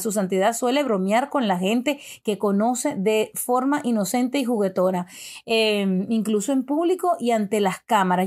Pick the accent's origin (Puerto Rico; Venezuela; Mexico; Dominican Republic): Venezuela; yo soy venezolana, me han criado católica